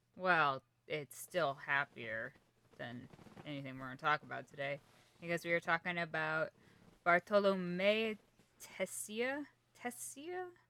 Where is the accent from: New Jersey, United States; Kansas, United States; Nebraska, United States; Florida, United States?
Kansas, United States; I'm from Kansas